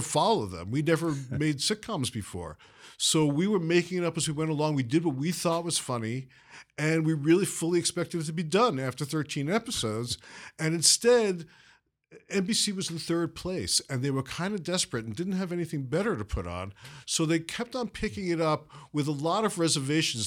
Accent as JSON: {"language": "English", "town": "New York City", "region": "New York", "country": "United States", "tie": "born or raised there", "moved": "yes", "said": "where I grew up in Brooklyn"}